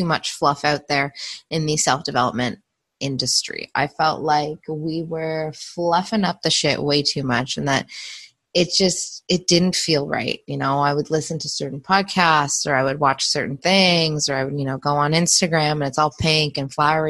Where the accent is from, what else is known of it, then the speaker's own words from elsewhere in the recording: Canada; the culture I grew up in as a Canadian